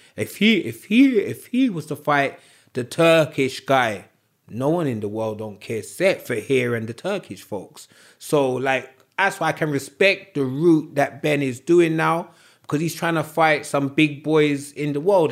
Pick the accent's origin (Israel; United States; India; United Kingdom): United Kingdom; we're Brits